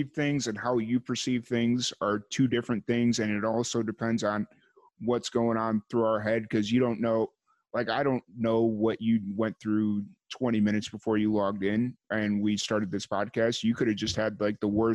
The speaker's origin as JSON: {"language": "English", "town": "Chicago", "region": "Illinois", "country": "United States", "tie": "born or raised there", "said": "growing up in South suburbs of Chicago, or growing up in South Chicago"}